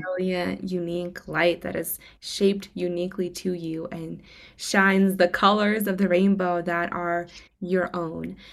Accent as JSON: {"language": "English", "region": "Moscow", "country": "Russia", "moved": "yes", "said": "I'm from Moscow, Russia originally."}